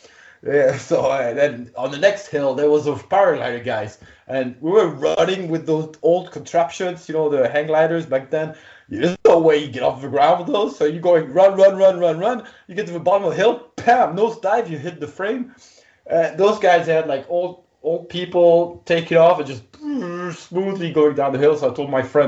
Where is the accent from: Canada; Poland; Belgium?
Belgium; I'm a pilot from Belgium